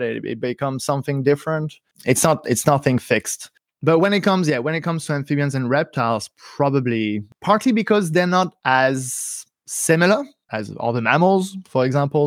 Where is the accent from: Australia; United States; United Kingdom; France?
France; suburbs of Paris, Île-de-France; now in Berlin, Germany; So I grew up in the suburbs of Paris, in a place that has forest, actually, right next to it.